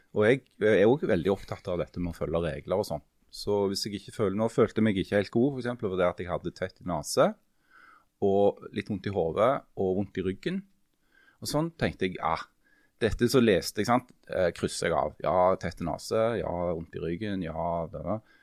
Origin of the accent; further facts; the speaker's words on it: Stokka, Rogaland, Norway; Jeg kommer fra Stokka